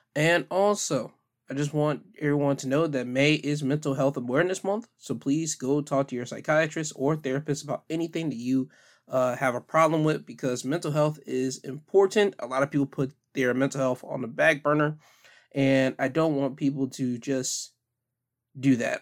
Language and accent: English; United States; being American